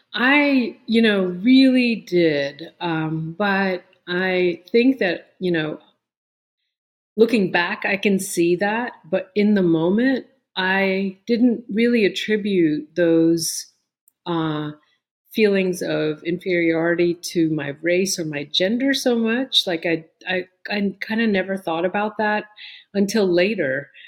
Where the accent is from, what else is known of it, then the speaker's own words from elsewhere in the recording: New York, United States; moved away as an adult; also born or lived in Pittsburgh, Pennsylvania / Chandigarh, India / Amherst, Massachusetts; now in Raleigh, United States; we moved uh, from India to the Bronx when I was eight and a half